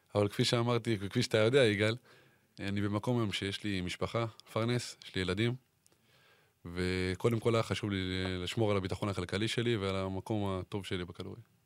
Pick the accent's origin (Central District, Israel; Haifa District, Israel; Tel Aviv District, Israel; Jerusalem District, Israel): Tel Aviv District, Israel; Ramat HaSharon; רמת השרון, כמו שכולם יודעים, אה, זה מקום שגדלתי בו